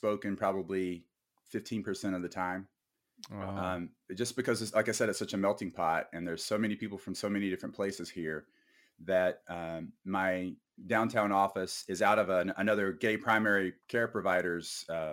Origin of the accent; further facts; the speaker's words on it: South Carolina, United States; moved away; I grew up in South Carolina. Very conservative, small tobacco town.